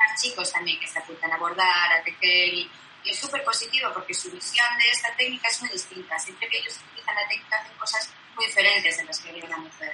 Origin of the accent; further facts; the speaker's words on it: Vitoria-Gasteiz, Basque Country, Spain; moved away as an adult; now in Barcelona, Spain; vine a Barcelona a estudiar, yo soy de Vitoria